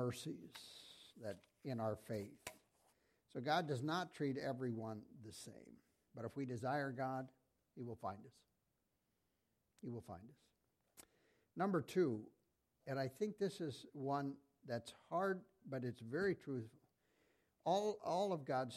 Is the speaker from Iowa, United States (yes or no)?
yes; Iowa, United States; I'm from Iowa